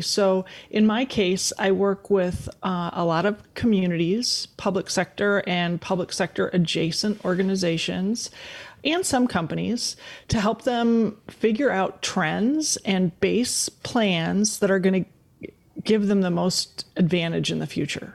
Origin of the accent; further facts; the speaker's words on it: West Bend, Wisconsin, United States; also born or lived in Green Bay, Wisconsin; we were raised in West Bend, Wisconsin